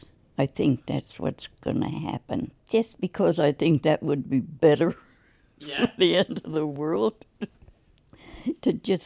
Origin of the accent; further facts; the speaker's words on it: Emmitsburg, Maryland, United States; now in Philadelphia, United States; I was born in Emmitsburg, Maryland in 1926, which makes me really old.